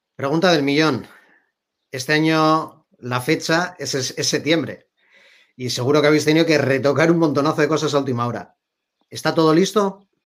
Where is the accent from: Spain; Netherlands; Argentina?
Spain; Bilbao, Basque Country; yo soy de Bilbao